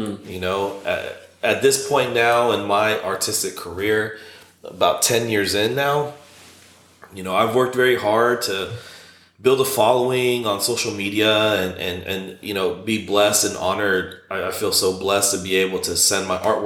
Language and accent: English; Shalimar, Florida, United States; also born or lived in Orlando; where I'm from, Fort Walton Beach. Well, I'm from Shalimar, but the bigger town is Fort Walton Beach, which is about 6 hours from here. And so in the Panhandle